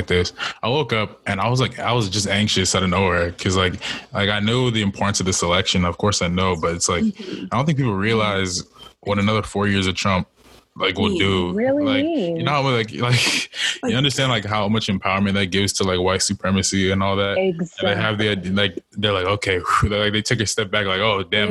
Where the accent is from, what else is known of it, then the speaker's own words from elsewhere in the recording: United States; I'm from America